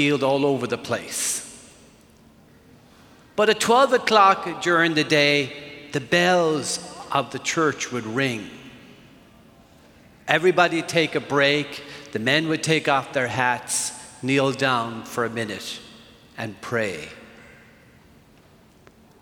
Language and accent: English; Ireland; moved away; I grew up in Ireland